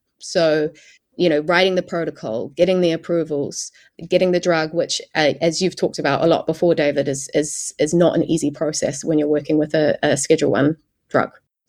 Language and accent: English; New Zealand; moved away; I came across from New Zealand.